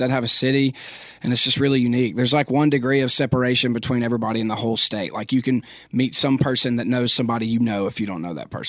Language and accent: English; Philadelphia, Pennsylvania, United States; but I loved my hometown, and a lot of people, most people in Philadelphia love Philadelphia.